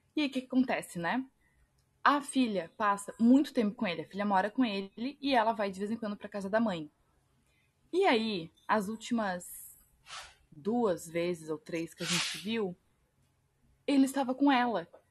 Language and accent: Portuguese; Pomerode, Santa Catarina, Brazil; also born or lived in Florianópolis; eu sou de Florianópolis, nasci aqui, mas eu cresci, passei é, são uns 10, 12 anos da minha vida em Pomerode, que é uma cidade aqui de Santa Catarina